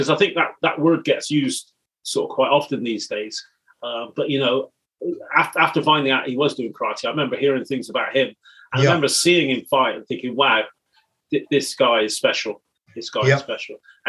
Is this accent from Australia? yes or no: no; Bristol, South West England, United Kingdom; Growing up in Bristol, we went to the same secondary school, albeit you're a little bit older than me. Yeah. Our families, we're first generation Jamaica in Bristol.